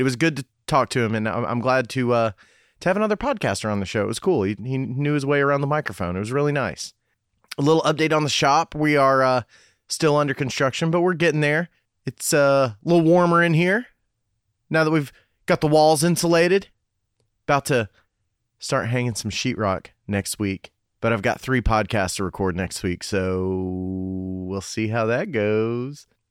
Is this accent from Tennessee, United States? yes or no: yes; Cumberland Gap, Tennessee, United States; moved away; also born or lived in Knoxville, Tennessee; I was born in Knoxville, but then we moved to Cumberland Gap right after